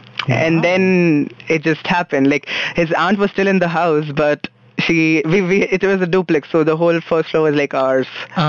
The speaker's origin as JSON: {"language": "English", "town": "Nagpur", "region": "Maharashtra", "country": "India", "tie": "born or raised there", "moved": "yes", "said": "I grew up in Nagpur."}